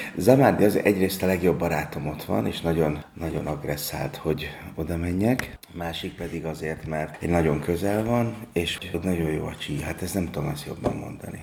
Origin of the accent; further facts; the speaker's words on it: Budapest, Hungary; Én a Práter utcában nőttem föl, és az a 8. kerülethez tartozik, tehát van, ott nőttem föl, és a Vas utcába születtem.